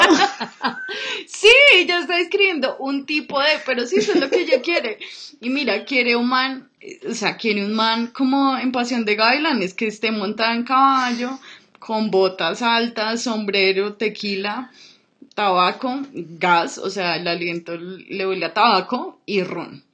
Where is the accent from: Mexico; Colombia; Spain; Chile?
Colombia; nací acá en Colombia